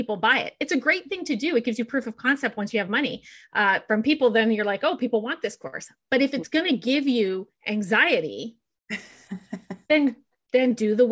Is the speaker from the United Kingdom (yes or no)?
no; Canada; I'm Canadian. I'm up here in the Canadian winter right now.